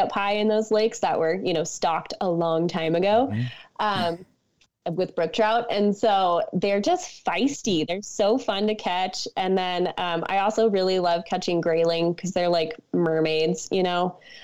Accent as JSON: {"language": "English", "town": "Missoula", "region": "Montana", "country": "United States", "tie": "born or raised there", "moved": "as an adult", "lives_now": "Victor, United States", "said": "I live in Montana, born and raised in Missoula, but my whole family is from Pennsylvania, Philadelphia, kind of more specifically"}